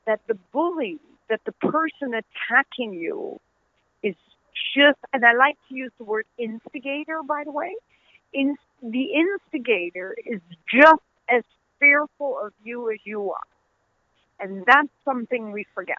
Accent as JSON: {"language": "English", "country": "Netherlands", "tie": "born or raised there", "also_born_or_lived": "Pakistan", "accent": "Dutch", "moved": "yes", "lives_now": "United States", "said": "my Dutch accent"}